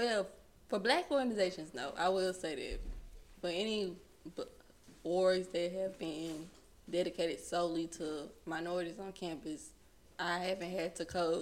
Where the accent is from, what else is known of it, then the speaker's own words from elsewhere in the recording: Mississippi Delta, United States; accent: Mississippi Delta; my Mississippi Delta accent